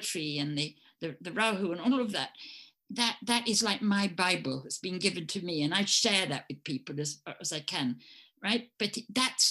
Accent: England, United Kingdom; accent: English; in America, they liked my English accent

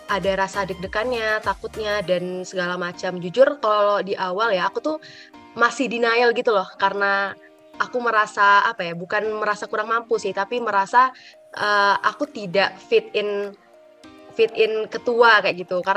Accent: Sumatra, Indonesia; Oke, kalau dari aku sendiri, aku kan asalnya dari Sumatera ya.

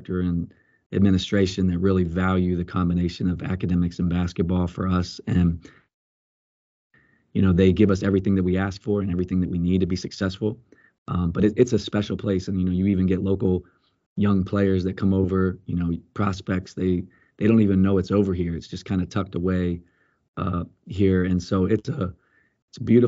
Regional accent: Colombia; also born or lived in Pennsylvania, United States / Washington, D.C., United States / Atlanta, United States; now in Dallas, United States; I grew up in Colombia, South America

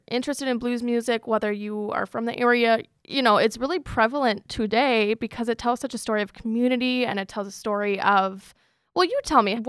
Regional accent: Grafton, Wisconsin, United States; I grew up in Grafton

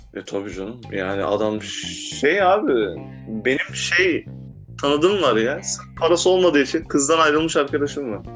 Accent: Turkey; Ben de Türk'üm

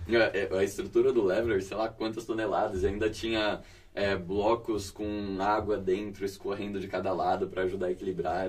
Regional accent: interior of São Paulo, Brazil; eu venho do interior de São Paulo

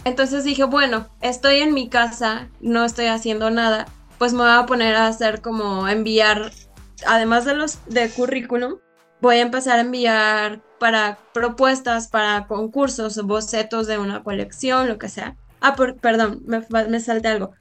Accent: León, Guanajuato, Mexico; ya me había regresado a León porque yo soy de León

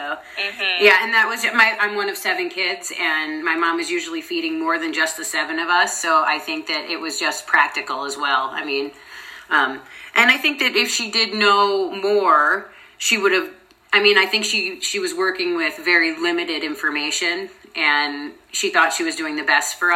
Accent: New York, United States; I'm from New York, actually, so I'm an East Coaster as well

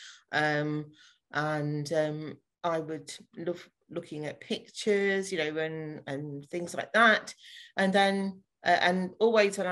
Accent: North Nottinghamshire, East Midlands, United Kingdom; moved away as an adult; also born or lived in Fleet, Hampshire; now in Bracknell, United Kingdom; I'm originally from North Nottinghamshire and then moved down to Fleet in Hampshire for just over 4 years before finally moving during the first lockdown to Berkshire, to Bracknell

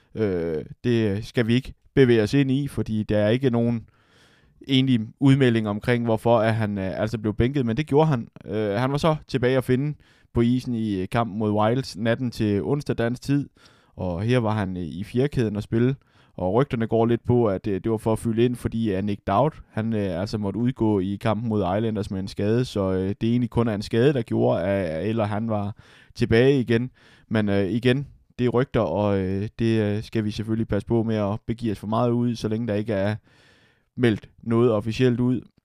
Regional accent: Denmark; som dansker

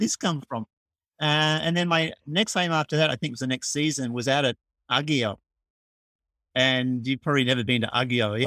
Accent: Melbourne, Victoria, Australia; moved away as an adult; now in Tokyo, Japan; I'm from Australia and from Melbourne. I still am from Melbourne, but I've actually spent my, more of my life living in Japan, in Tokyo, than, than in Australia

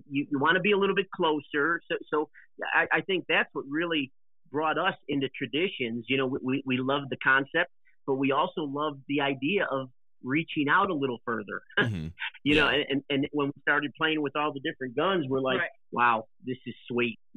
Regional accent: Illinois, United States; we're originally from Illinois

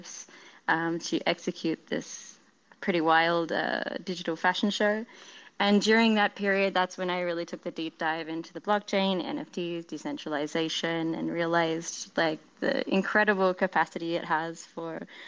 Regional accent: Australia; I am Australian

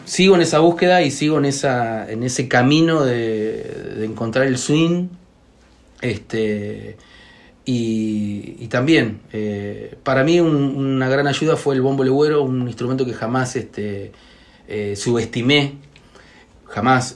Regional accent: Buenos Aires, Argentina; yo soy nacido y criado acá en Buenos Aires

